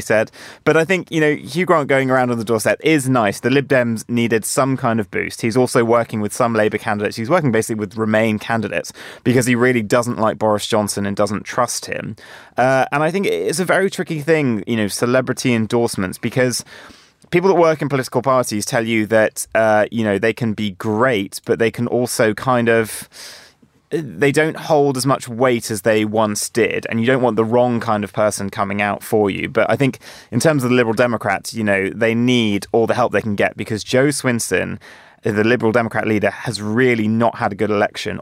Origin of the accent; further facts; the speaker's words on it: Jersey; I, I grew up in Jersey